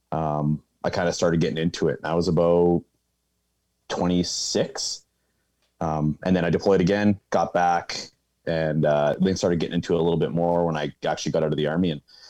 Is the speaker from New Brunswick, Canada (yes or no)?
no; West Coast of British Columbia, Canada; moved away as an adult; now in Alberta, Canada; So I'm initially from the West Coast of British Columbia. You guys know where Seattle is. My hometown is about 2 hours north of Seattle, right on the ocean, right on the border